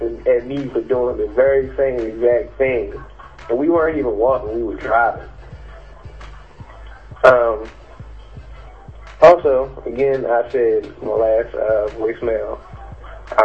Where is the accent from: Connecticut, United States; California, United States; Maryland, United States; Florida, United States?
Maryland, United States; Baltimore; I played football in high school, and I'm from Baltimore